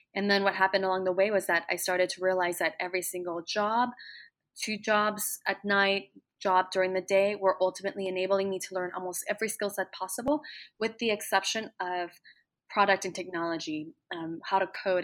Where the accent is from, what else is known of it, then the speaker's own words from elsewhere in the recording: Plano, Texas, United States; moved away; when I was growing up in Texas, did love Texas just as my fellow Texans did, and also grew up loving the environment of Plano